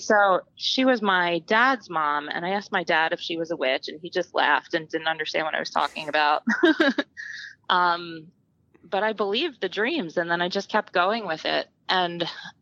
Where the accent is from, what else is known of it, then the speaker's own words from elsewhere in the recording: Philadelphia, Pennsylvania, United States; I'm from the Philadelphia area, and we lived near a creek called Cobbs Creek